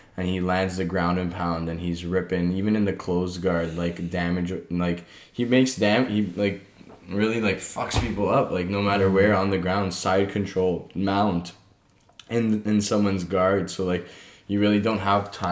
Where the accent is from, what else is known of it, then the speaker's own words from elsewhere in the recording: Canada; We're Canadian